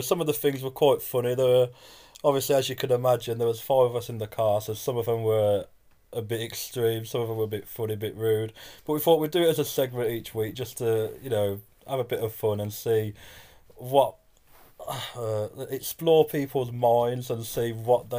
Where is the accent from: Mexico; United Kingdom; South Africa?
United Kingdom; Birmingham, West Midlands; we're all Brummie lads.